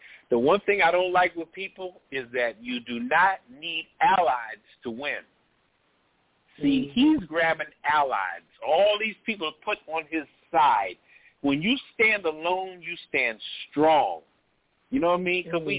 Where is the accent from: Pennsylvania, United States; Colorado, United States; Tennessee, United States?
Pennsylvania, United States; Philadelphia; moved away; I'm from West Philly originally